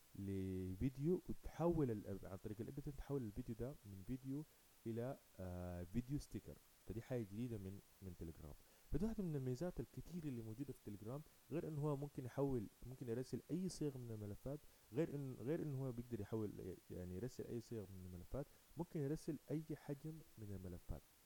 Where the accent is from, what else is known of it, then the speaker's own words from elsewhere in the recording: Sudan; احنا في بلدنا اكثر كسودانيين